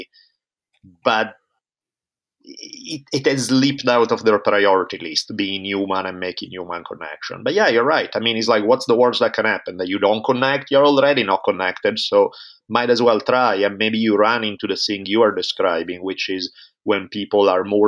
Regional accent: Italy; moved away as an adult; now in United States; I grew up in Italy for the first 18 years of my life.

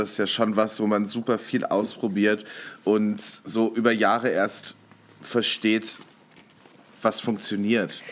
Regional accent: North Rhine-Westphalia, Germany; ich komme ja auch aus NRW, ähm, bin ich zur Schule gegangen

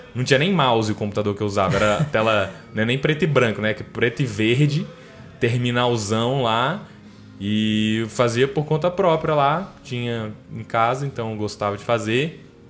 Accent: Brasília, Federal District, Brazil; also born or lived in Aracaju, Sergipe; nasci em Aracaju, Sergipe. Na época lá meus pais estavam meu pai estava trabalhando para Petrobras lá em Aracaju e aí a gente a família foi para lá, eu nasci lá, mas com um ano a gente veio para Brasília. E aí eu moro em Brasília desde então

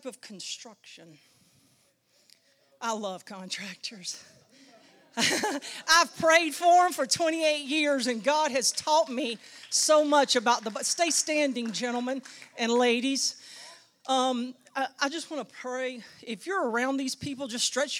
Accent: Central North Carolina, United States; I grew up in Central North Carolina

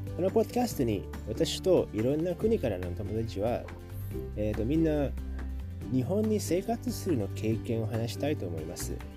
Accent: Indonesia; Japanese is a second language; now in Japan; インドネシアから来ました

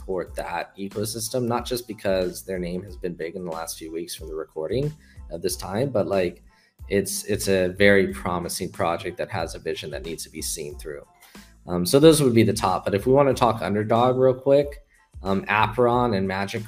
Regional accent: California, United States; moved away as an adult; now in Hong Kong; I'm from California.

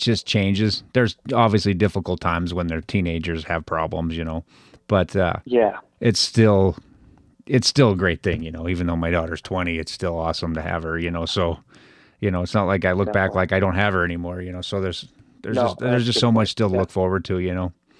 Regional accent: Wisconsin, United States; growing up in Wisconsin, they're going to like the sport anyway, just because you almost have to, right?

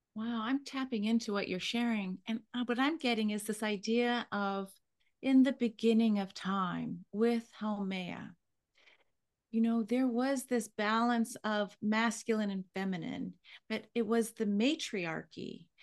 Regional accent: Hawaii, United States; I was born in Hawaii.

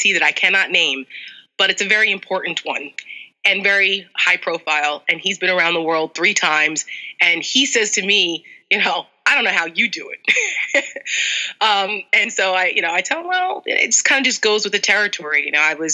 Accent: New Jersey, United States; moved away as an adult; now in Northern Virginia, United States; I grew up in North Jersey, so I'm a very, very proud Jersey girl

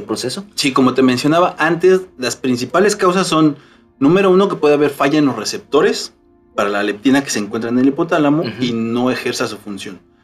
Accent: Mexico; Nosotros como mexicanos estamos acostumbrados a comer tortilla de maíz

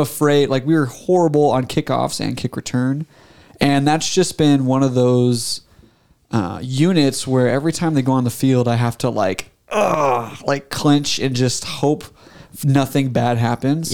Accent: Nebraska, United States; growing up in Nebraska, of course, it's hard not to be a Husker fan

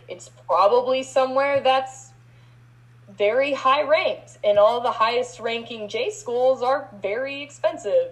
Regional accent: Texas, United States; moved away; also born or lived in Mason City, Iowa; I'm born and raised in Texas

